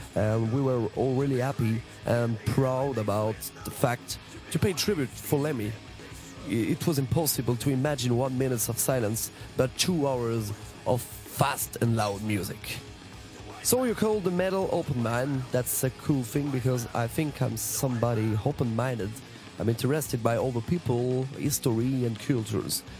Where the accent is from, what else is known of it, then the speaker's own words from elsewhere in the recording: Strasbourg, Grand Est, France; we come from Strasbourg in France